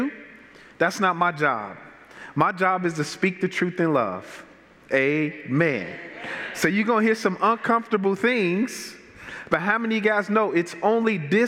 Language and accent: English; Chicago, Illinois, United States; I'm from Chicago, born and bred. I grew up on the south side of Chicago in generational poverty.